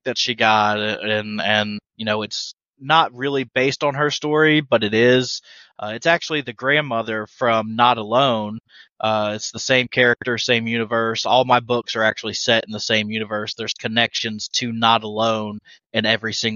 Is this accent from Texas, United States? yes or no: no; Leland, North Carolina, United States; I'm from Leland, North Carolina